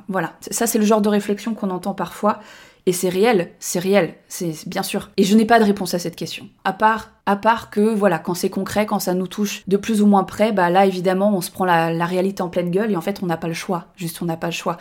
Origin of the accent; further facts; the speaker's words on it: Annecy, Auvergne-Rhône-Alpes, France; moved away as an adult; now in Tarn, France; moi je, je vis dans le Tarn depuis trois ans, mais j'ai grandi à Annecy